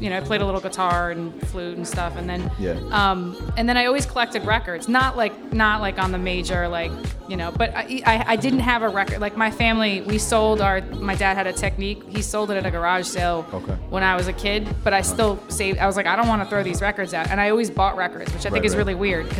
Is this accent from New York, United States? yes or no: yes; Dobbs Ferry, New York, United States; also born or lived in Bronx, New York; I grew up in, I'm originally from the Bronx, but I grew up in Lower Westchester, suburban New York, about 15 miles north of the city, Dobbs Ferry, where I grew up